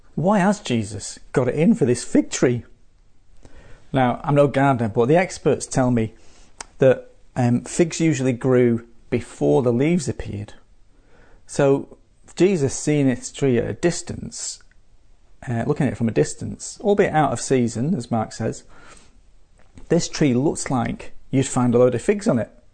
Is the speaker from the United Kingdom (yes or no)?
yes; Manchester, North West England, United Kingdom; now in Adelaide, Australia; my hometown of Manchester